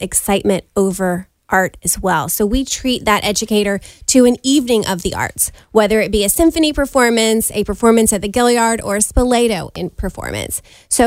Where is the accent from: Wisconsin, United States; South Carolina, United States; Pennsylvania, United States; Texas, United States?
South Carolina, United States; Beaufort; now in Charleston, United States; I'm from Beaufort, South Carolina